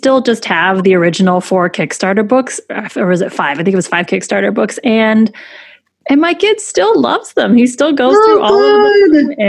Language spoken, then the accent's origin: English; Taiwan; I'm Taiwanese too.